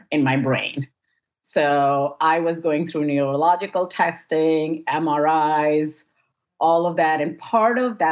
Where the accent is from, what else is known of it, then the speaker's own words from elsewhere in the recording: India; moved away as an adult; now in United States; I was born in the United States, raised in India, and then I moved back to the United States for grad school.